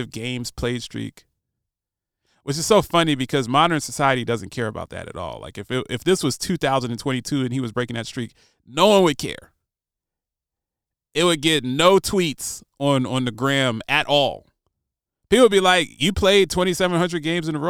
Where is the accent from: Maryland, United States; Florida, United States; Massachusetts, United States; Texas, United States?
Maryland, United States; Baltimore; When I was a little kid growing up in Baltimore